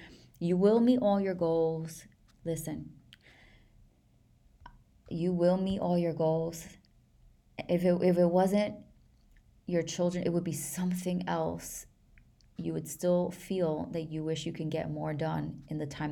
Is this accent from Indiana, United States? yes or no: no; New York, United States; I'm from New York